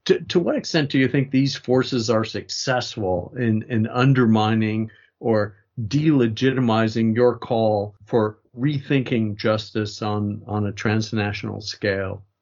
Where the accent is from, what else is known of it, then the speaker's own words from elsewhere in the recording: United States; I say that as an American